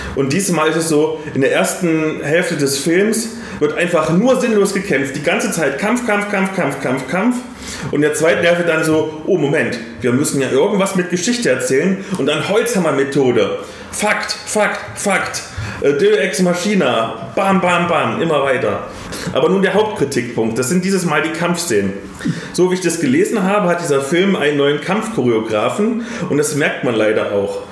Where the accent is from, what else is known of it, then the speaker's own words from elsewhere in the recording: Bavaria, Germany; bei uns in Bayern